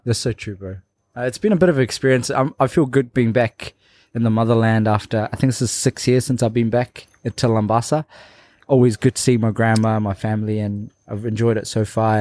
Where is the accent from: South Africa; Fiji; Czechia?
Fiji; Labasa, Northern Division; my hometown, Lombasa